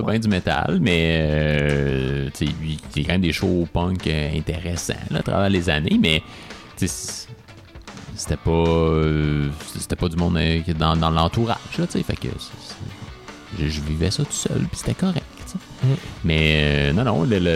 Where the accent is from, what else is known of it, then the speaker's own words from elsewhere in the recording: Quebec, Canada; nous en tant que Québécois